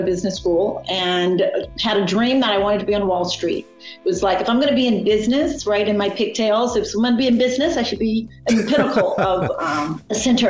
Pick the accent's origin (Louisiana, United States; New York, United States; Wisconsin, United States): Louisiana, United States; I grew up on a farm in Louisiana, the last of eight kids.